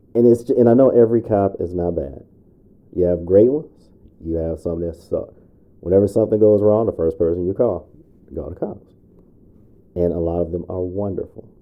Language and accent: English; Chicago, Illinois, United States; now in Minnesota, United States; growing up in Chicago South Side